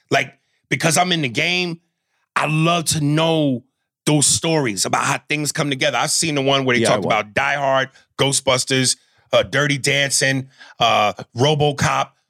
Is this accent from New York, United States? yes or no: yes; New York, United States; I'm a New Yorker and I wear the Yankee cap